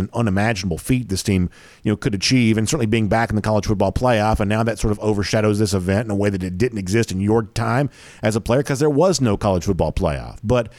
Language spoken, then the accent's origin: English; Atlanta, Georgia, United States; born or raised there